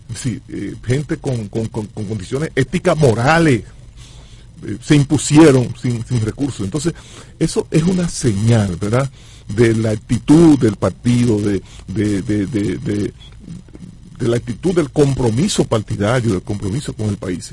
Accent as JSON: {"language": "Spanish", "town": "Santo Domingo", "region": "Distrito Nacional", "country": "Dominican Republic", "said": "yo soy de Cristo Rey yo soy de barrio"}